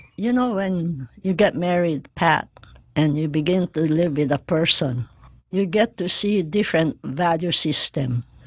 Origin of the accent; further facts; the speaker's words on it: Philippines; moved away as an adult; now in Hawaii, United States; I grew up in the Philippines and came here as an East West Center grantee